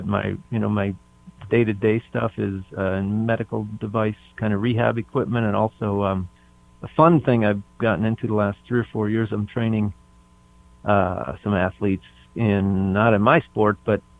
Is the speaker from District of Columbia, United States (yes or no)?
no; Wisconsin, United States; I grew up in Wisconsin